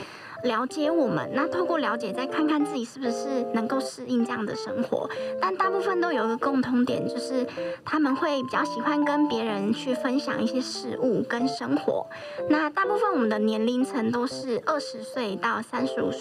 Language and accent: Chinese; Kaohsiung, Taiwan; now in Taipei, Taiwan; 那我本身是高雄人，也是北漂的青年。